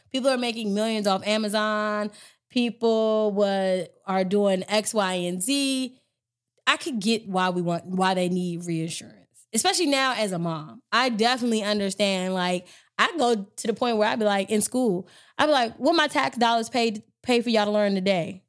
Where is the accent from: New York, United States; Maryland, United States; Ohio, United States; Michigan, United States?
Maryland, United States; I'm from Maryland